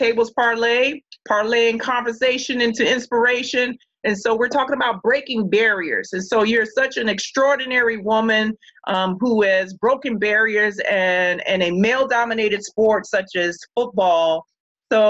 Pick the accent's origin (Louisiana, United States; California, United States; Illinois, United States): Illinois, United States; Chicago; Growing up in Chicago